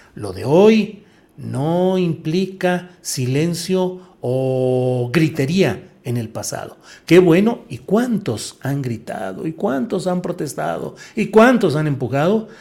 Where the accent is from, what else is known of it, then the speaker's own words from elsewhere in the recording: Torreón, Coahuila, Mexico; moved away; also born or lived in San Luis Potosí; yo nací en Torreón, Coahuila, pero hice mucha ah, vida estudiantil, política y periodística en San Luis Potosí